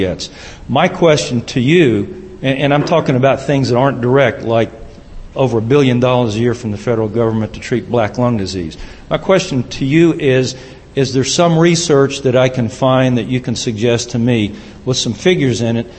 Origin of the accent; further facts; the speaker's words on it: Knoxville, Tennessee, United States; my hometown, the city of Knoxville